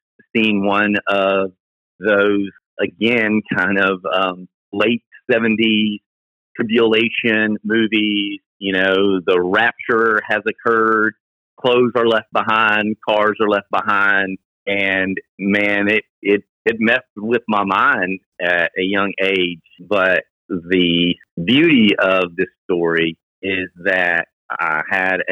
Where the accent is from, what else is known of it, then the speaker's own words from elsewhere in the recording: Millington, Tennessee, United States; we grew up in Millington